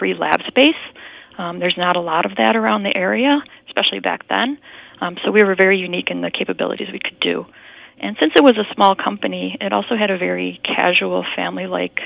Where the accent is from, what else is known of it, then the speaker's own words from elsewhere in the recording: Buffalo, New York, United States; born and raised in Buffalo